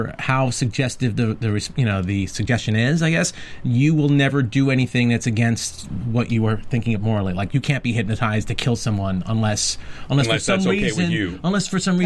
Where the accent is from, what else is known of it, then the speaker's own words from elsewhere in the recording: New York, United States; I'm from New York